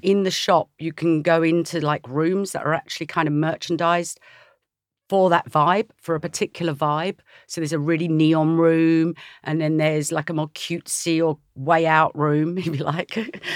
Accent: Essex, East of England, United Kingdom; I was brought up in Essex

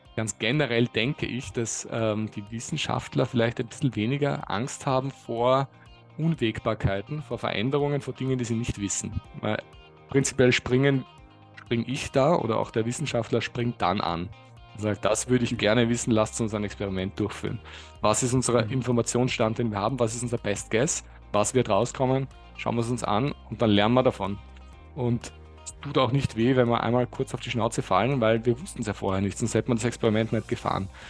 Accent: Lower Austria or Vienna, Austria; Geografisch komme ich aus, je nachdem wer fragt, Niederösterreich oder Wien

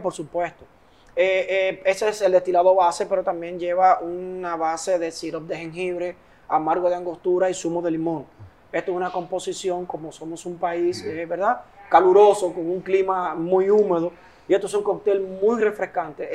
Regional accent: Dominican Republic; nosotros somos también embajadores del país, porque cada vez que salimos con nuestra bandera de República Dominicana

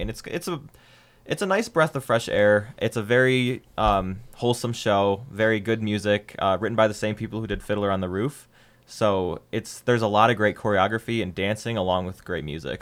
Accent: Ohio, United States; I'm from Ohio

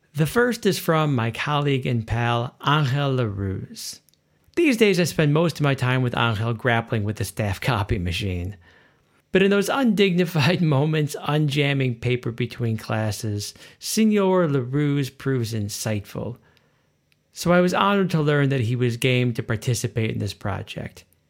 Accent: Chicago, Illinois, United States; my hometown of Chicagoland, USA

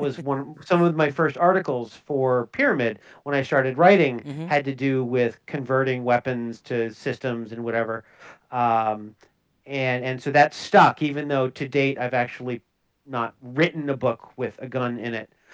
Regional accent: Minnesota, United States; I'm from Minnesota

